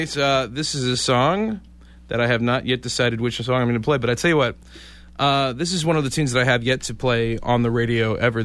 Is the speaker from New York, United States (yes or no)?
yes; Poughkeepsie, New York, United States; moved away; I am not originally from this area. I am from Poughkeepsie, New York, originally.